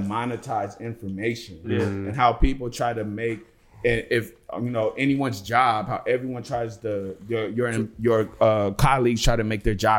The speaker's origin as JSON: {"language": "English", "town": "Los Angeles", "region": "California", "country": "United States", "tie": "born or raised there", "said": "just growing up in Los Angeles"}